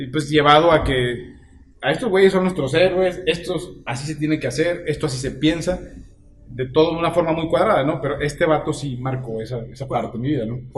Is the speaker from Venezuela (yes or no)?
no; Mexico; Ese es el pedo que nosotros como mexicanos nunca decimos que somos los más chingones.